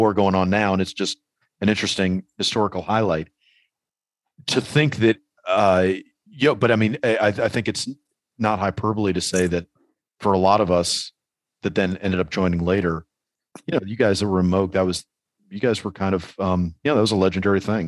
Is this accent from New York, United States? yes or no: yes; New York, United States; as a New Yorker